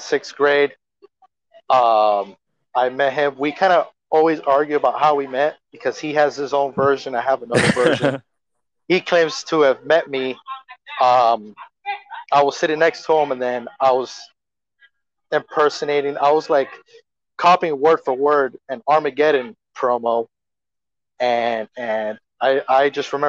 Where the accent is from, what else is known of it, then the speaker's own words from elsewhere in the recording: Hialeah, Florida, United States; I like to say that I'm from Miami, but specifically like my little area of Miami, like a little subsection of Miami, it's Hialeah